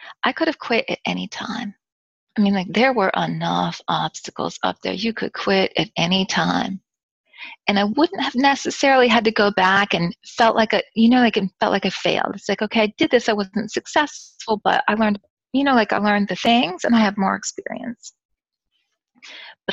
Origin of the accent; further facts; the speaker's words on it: United States; moved away; I'm a foreign person, I'm American